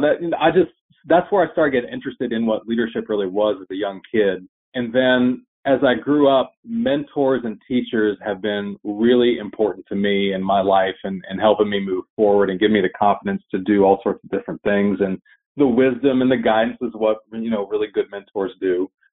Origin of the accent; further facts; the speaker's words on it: Chattanooga, Tennessee, United States; my hometown in Chattanooga, Tennessee